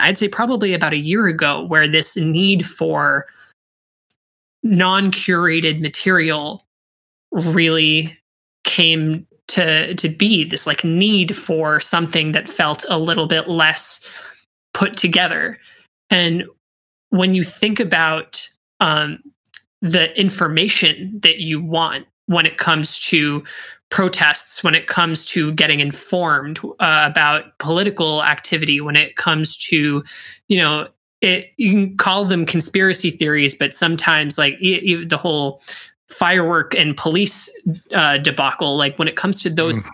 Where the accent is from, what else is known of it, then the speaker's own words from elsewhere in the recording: Pittsburgh, Pennsylvania, United States; first language English; also born or lived in Wollongong, Australia / Syracuse; I was born in Wollongong, Australia, and then moved here to uh, the United States at the age of six and was promptly put in English as a second language classes, although English was my first language. Um, and eh, I was so I was raised in Pittsburgh.